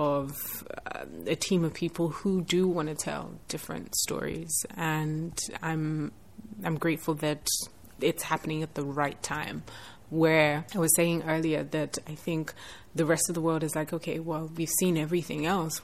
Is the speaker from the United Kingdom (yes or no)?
no; Nigeria; as a Nigerian